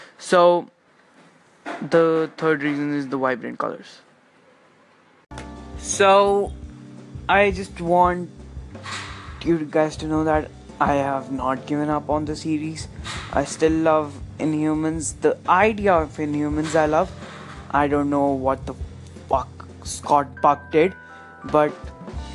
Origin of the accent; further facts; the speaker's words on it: India; I'm especially from India.